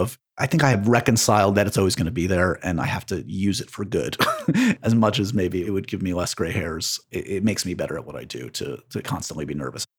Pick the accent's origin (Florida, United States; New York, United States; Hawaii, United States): New York, United States; New York City; I grew up on the Upper West Side